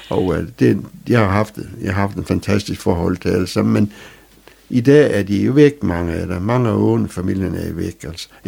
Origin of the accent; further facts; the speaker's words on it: Strandby, North Denmark Region, Denmark; jeg forsvarer min by til det sidste. Jeg synes, det er det bedste sted at være.